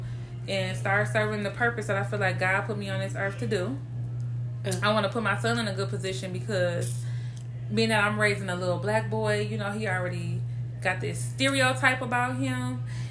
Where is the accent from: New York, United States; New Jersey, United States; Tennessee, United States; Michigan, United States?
Michigan, United States; Saginaw; moved away as an adult; now in Dallas, United States; Everything that I love is in Saginaw